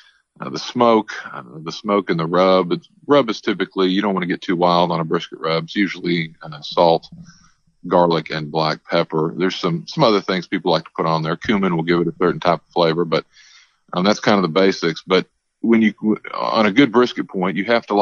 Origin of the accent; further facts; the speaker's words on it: Texas, United States; my home state of Texas